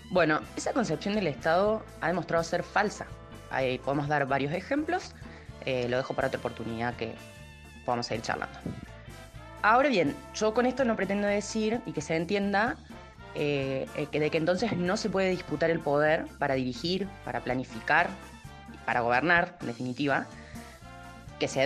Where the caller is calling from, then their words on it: Villa Carlos Paz, Córdoba, Argentina; Hola amigos, ¿cómo están? … de Carlos Paz.